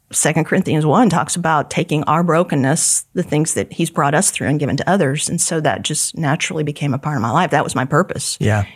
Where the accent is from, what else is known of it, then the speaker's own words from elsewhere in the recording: Kansas, United States; I was from Kansas and moved over to right by KCBT and was there all the time.